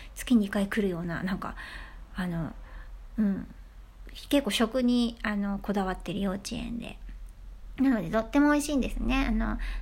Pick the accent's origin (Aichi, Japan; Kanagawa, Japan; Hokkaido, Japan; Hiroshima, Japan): Hiroshima, Japan; moved away; 島出身なんですね、私。